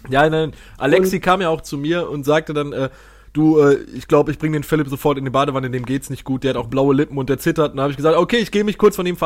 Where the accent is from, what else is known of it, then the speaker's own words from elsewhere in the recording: Wesel, North Rhine-Westphalia, Germany; Also ich werde jetzt am 1.5. werde ich jetzt hier noch meinen mein Heimat-Halbmarathon äh, laufen, also der hier in Wesel stattfindet.